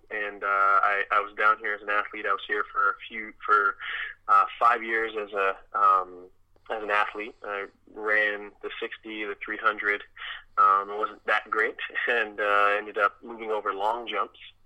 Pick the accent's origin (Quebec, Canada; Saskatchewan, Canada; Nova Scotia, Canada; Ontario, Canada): Ontario, Canada; Toronto; moved away as an adult; also born or lived in Trinidad and Tobago; now in Windsor, Canada; Actually, I was born in Trinidad and Tobago. Came to Canada when I was about 3, and grew up in Scarborough, Toronto.